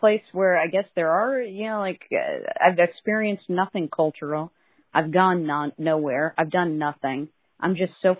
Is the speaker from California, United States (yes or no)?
yes; California, United States; as a Californian